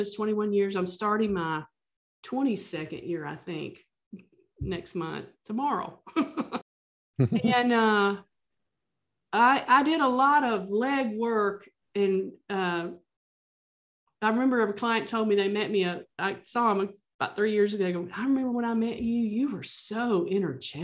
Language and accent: English; the South, United States; I'm from the South